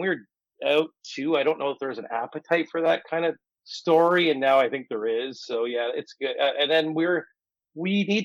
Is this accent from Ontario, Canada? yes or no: yes; outside Windsor, Ontario, Canada; now in Toronto, Canada; I'm not from Windsor, but I'm from outside Windsor. So that's where I get my music from. I'm not a Toronto kid